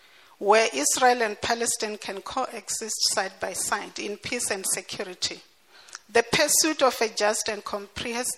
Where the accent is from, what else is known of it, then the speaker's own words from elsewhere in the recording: South Africa; a South African myself